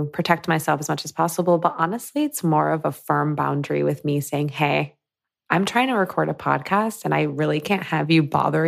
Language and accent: English; Michigan, United States; So I grew up in Michigan, like a suburb in Michigan.